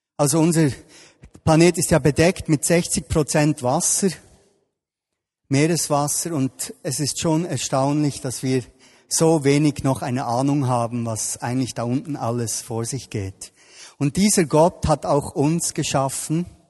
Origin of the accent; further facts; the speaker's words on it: Bern, Switzerland; ich bin da im Breiterein aufgewachsen, hier in Bern